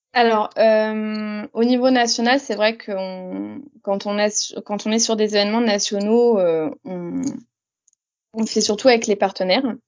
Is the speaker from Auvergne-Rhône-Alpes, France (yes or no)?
no; Reims, Grand Est, France; moved away; also born or lived in Longwy; je viens de Reims, même si actuellement je travaille sur Longwy